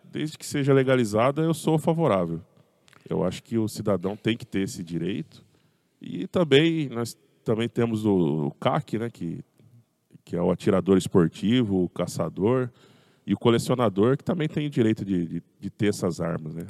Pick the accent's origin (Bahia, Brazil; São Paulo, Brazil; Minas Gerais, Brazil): São Paulo, Brazil; Pirassununga; now in Araras, Brazil; Eu sou nascido lá em Pirassununga